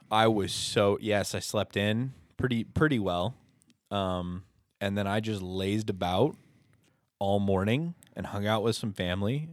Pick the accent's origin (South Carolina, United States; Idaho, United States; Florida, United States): Idaho, United States; Hagerman; born or raised there